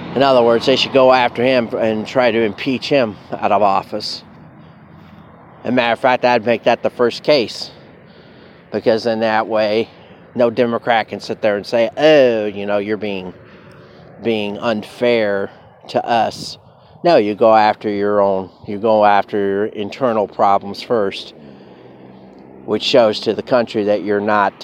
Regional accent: United States; I am American

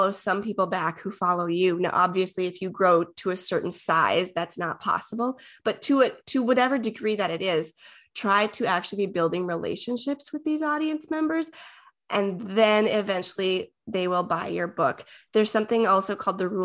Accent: Minnesota, United States; I'm from Minnesota

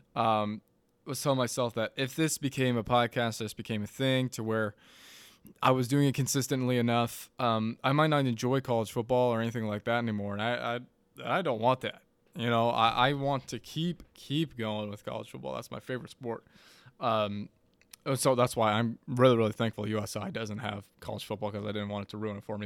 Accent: Madison, United States; moved away; back in Madison, my hometown

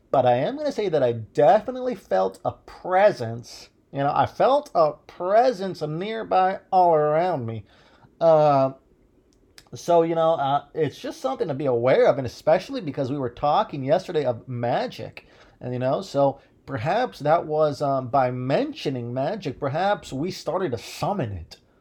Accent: Midwest, United States; I was born in the Midwest

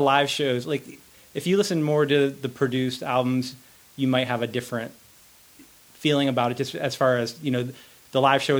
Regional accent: Winston-Salem, North Carolina, United States; also born or lived in Boston; I grew up in North Carolina. My family's from Boston, but when I was pretty young, we moved to Winston-Salem, North Carolina, and I went to school there.

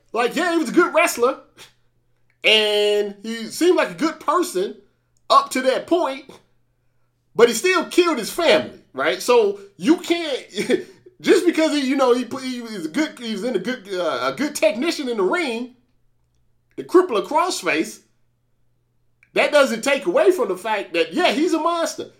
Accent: St. Louis, Missouri, United States; I'm from Saint Louis

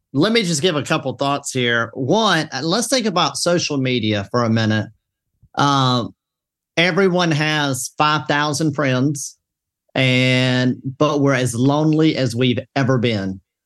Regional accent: the South, Southern United States, United States; I'm a Southerner

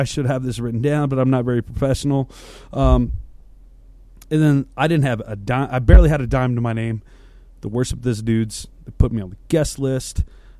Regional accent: Colorado, United States; And then us, with the … boys, we're from Colorado.

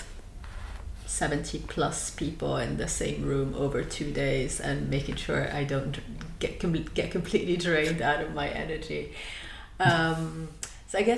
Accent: Lebanon; moved away as an adult; now in United Kingdom; I am originally from Lebanon.

